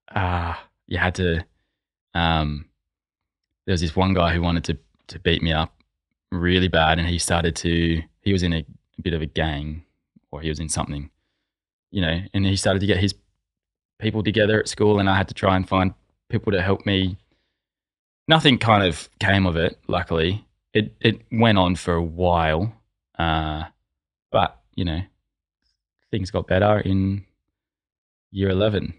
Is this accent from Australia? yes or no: yes; Sydney, New South Wales, Australia; I grew up in a family of four, majori-, majority of my time in the Sutherland Shire, um, from the age of, I don't know, say five